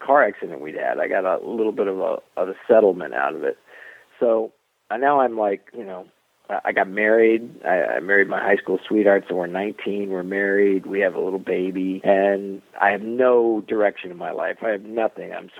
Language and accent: English; South Florida, United States; I grew up in South Florida